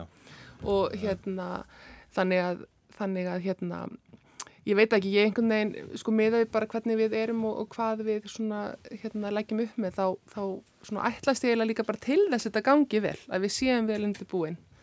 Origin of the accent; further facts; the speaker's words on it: Iceland; við erum náttúrulega Íslendingar sko, sérstaklega sem erum hérna fætt og, og uppalinn